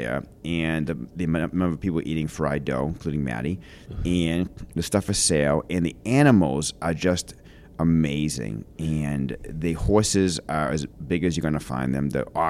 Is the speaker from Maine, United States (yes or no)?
yes; Lewiston-Auburn, Maine, United States; I'll give you a little quick tour of my hometown.